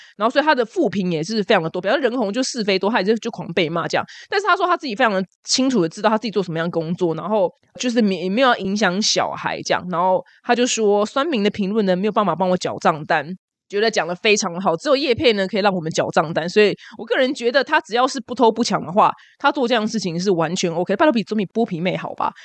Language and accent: Chinese; Taiwan; 我台湾人